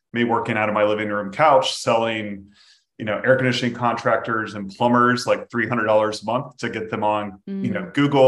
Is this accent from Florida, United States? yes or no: yes; Jacksonville, Florida, United States; unfortunately my hometown NFL team